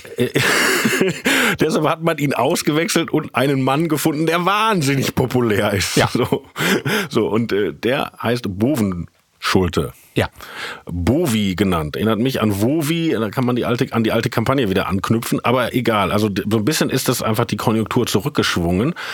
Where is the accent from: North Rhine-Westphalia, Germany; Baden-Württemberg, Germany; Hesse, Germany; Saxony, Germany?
North Rhine-Westphalia, Germany; Herne; also born or lived in Essen; ich bin zwar in Essen geboren, aber mhm. in Wanne-Eickel aufgewachsen